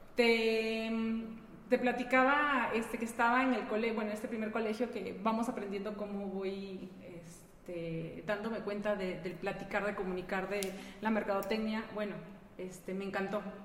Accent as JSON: {"language": "Spanish", "country": "Peru", "moved": "as an adult", "lives_now": "León, Mexico", "said": "yo no soy de aquí, yo soy peruana, llegué hace... En este mes, julio, cumplo 16 años aquí."}